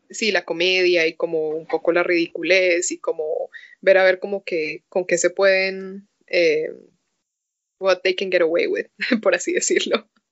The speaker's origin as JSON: {"language": "Spanish", "country": "Colombia", "moved": "yes", "said": "fui por primera vez invitada a una convención en Colombia. Chistoso que me invitaron a una convención de donde soy"}